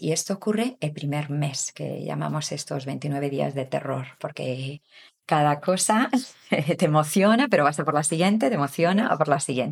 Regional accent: Galicia, Spain; moved away as an adult; also born or lived in England / Canada; soy de Galicia, del norte de España, donde está Santiago de Compostela

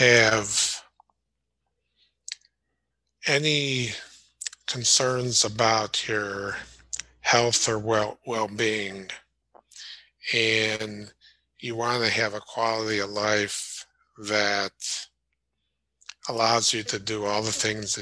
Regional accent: Chicago, Illinois, United States; moved away; growing up in Chicago and living up there for a while

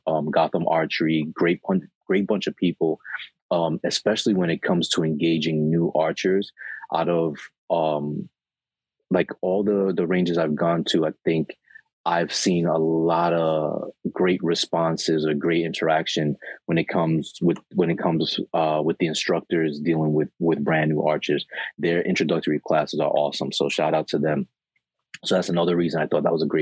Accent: New York City, New York, United States; also born or lived in Queens; I live in Queens now, but I was born and raised in Brooklyn

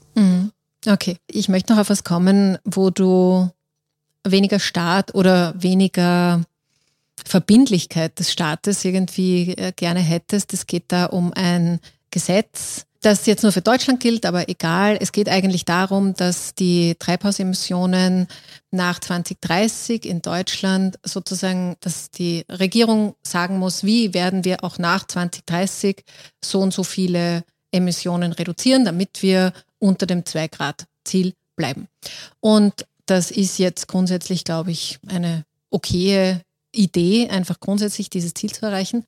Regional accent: Austria; bei uns in Österreich

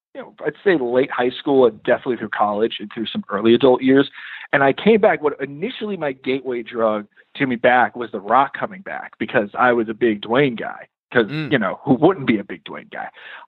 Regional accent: Dallas, Texas, United States; I'm from Dallas, right?

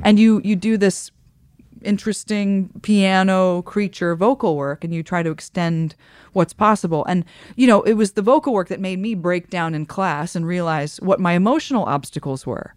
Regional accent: Midwest, United States; moved away; I come from the Midwest

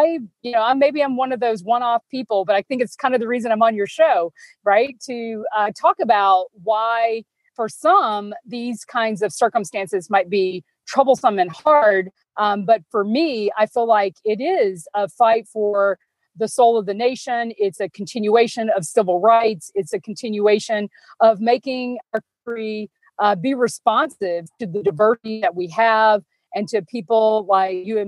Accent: Selma, Alabama, United States; now in Atlanta, United States; I was born and raised in Selma, Alabama

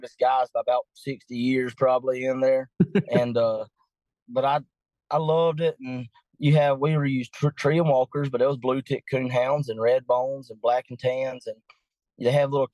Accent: Patterson, Georgia, United States; I'm from Patterson, Georgia, a small town in southeast Georgia

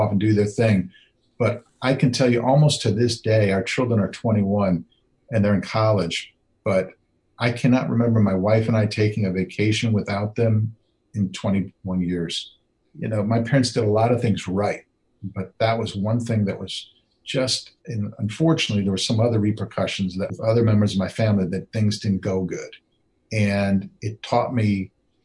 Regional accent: Wisconsin, United States; I grew up in Wisconsin.

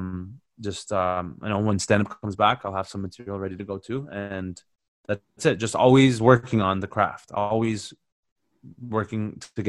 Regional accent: London, United Kingdom; I'm from South London, yeah?

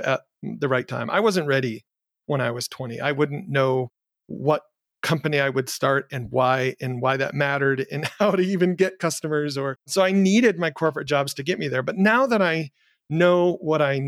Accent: Jackson, Michigan, United States; my hometown in Jackson, Michigan

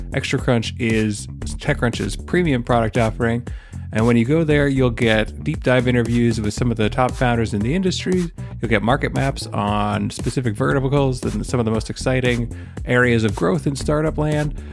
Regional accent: Canada; I'm Canadian

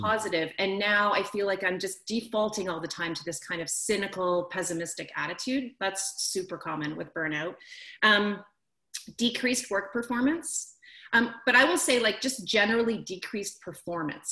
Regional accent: Canada; I'm from Canada, I moved back to the other side of the country where I'm from

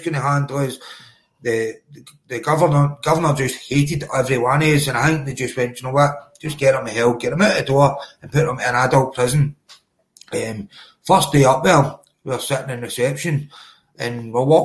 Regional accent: Cumbernauld, Scotland, United Kingdom; also born or lived in Glasgow; I was born in Cumbernauld. It's literally, it's the borders, right in the border of Glasgow

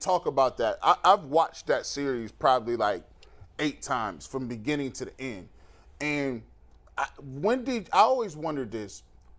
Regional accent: Canton, Ohio, United States; I've been born and raised in Canton, Ohio, right at the shadows of Pro Football Hall of Fame.

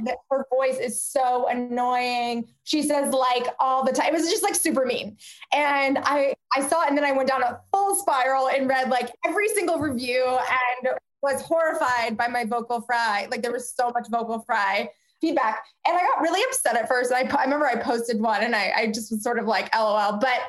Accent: West Palm Beach, Florida, United States; I'm from Florida and I'm from West Palm Beach, Florida

